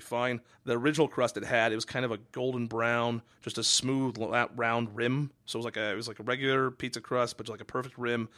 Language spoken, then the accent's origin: English; Redmond or Kirkland, Washington, United States; moved away; I loved growing up in Redmond or Kirkland, Washington